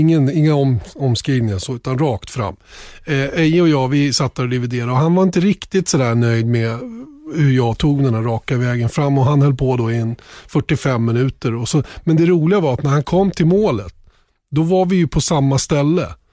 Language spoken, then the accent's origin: Swedish; Sweden; som svensk